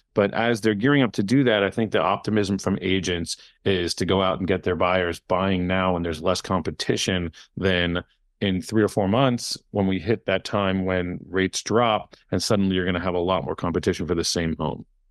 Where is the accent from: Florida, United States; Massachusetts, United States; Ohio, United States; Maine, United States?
Florida, United States; Miami; also born or lived in California / New York / Tallahassee / Israel; technically I was born in California, uh, but I do consider myself a Miami native